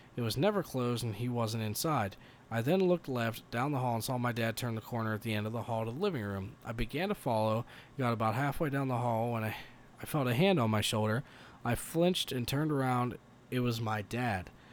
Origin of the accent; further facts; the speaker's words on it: Colorado Springs, Colorado, United States; we're from Colorado Springs, Colorado